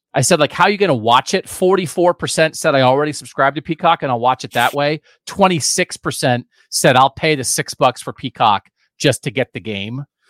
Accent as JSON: {"language": "English", "region": "Pennsylvania", "country": "United States", "moved": "yes", "lives_now": "Columbus, United States", "said": "I'm also from Pennsylvania"}